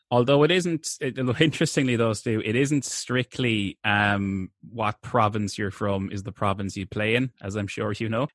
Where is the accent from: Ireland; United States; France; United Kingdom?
Ireland; Limerick, Munster; we're from Limerick City